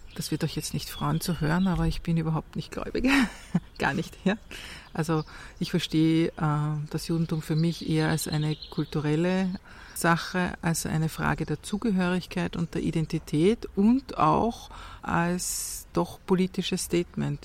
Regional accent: Austria; ich bin hier geboren und aufgewachsen. Das ist meine Heimat

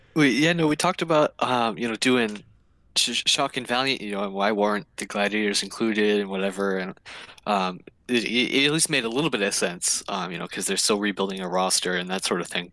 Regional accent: Indiana, United States; we're, we're from Indiana

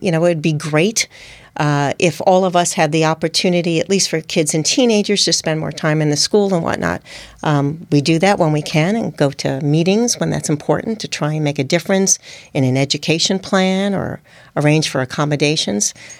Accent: United States; accent: New York/New Jersey; moved away as an adult; also born or lived in Hong Kong / Oregon / Singapore / Japan; primarily in New York and in New Jersey. You can tell from my accent.

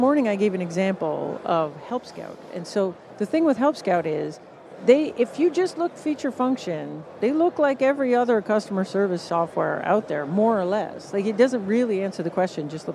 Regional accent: Canada; accent: Canadian; my glorious Canadian accent

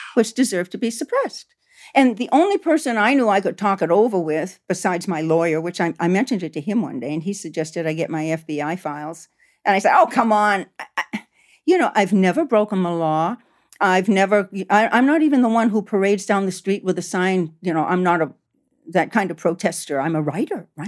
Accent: United States; also born or lived in Canada; I grew up around Italian American, you know, semi-mafia people, you know, in, in Maine and Massachusetts

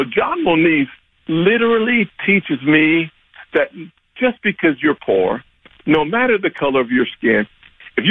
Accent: South Carolina, United States; I was growing up in South Carolina

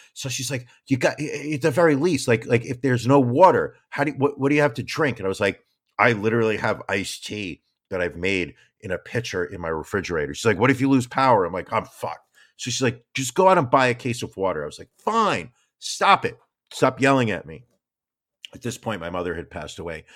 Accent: New York City, New York, United States; as a New Yorker

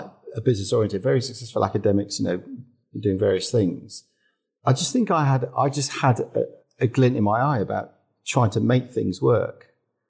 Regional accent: Droxford, South East England, United Kingdom; moved away as an adult; also born or lived in Southport / Formby; I was brought up in Formby until I was seven and then moved down south to Hampshire at that age. So the Scouse was taken out of me

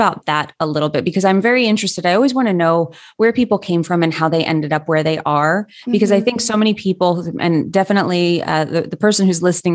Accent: Long Island, New York, United States; also born or lived in Brooklyn, New York; It gets plenty cold where I was from on Long Island, and I lived in Brooklyn for years

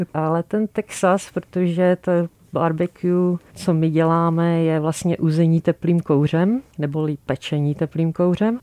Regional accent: Moravia, Czechia; now in Prague, Czechia; my oba dva jsme z Moravy

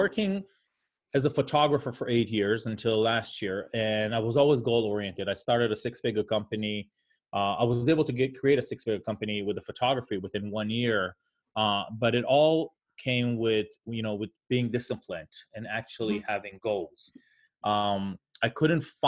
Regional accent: Israel; moved away as an adult; now in United States; I'm originally from Israel. I moved here about 22 years ago, a week after I was done with the Israeli Air Force

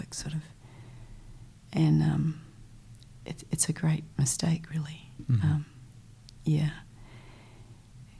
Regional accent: Christchurch, Canterbury, New Zealand; I was born here in Riccarton, in Christchurch

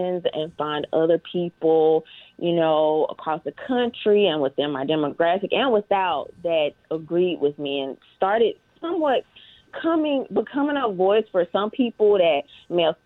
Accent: Mississippi, United States; I'm from Mississippi, born and raised.

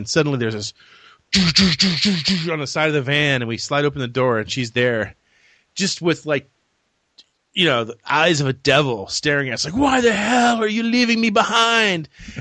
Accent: Tampa, Florida, United States; I was from Tampa Bay

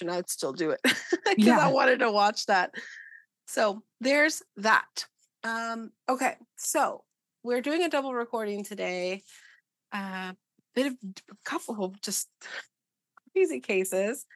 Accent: Arizona, United States; I grew up in Arizona.

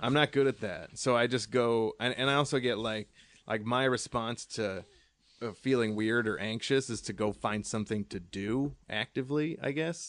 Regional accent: Allentown, Pennsylvania, United States; moved away; my hometown, uh, Allentown, where I'm actually from

